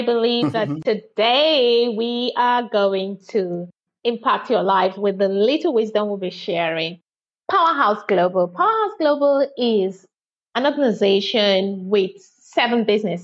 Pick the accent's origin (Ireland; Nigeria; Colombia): Nigeria; now in United Kingdom; I'm a Nigerian by birth and British by marriage